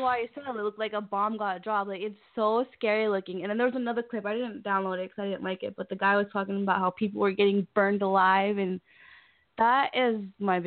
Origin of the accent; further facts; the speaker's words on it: Broward County, Florida, United States; I'm from Broward County